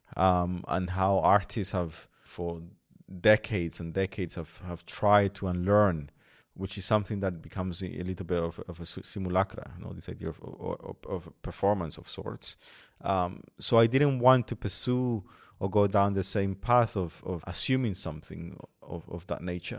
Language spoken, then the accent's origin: English; Colombia; moved away; in Colombia, in, in my hometown